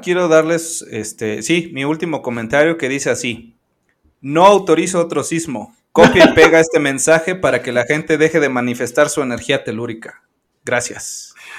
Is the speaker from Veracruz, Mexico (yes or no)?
yes; Orizaba, Veracruz, Mexico; yo vivo en Orizaba, bueno, soy de Orizaba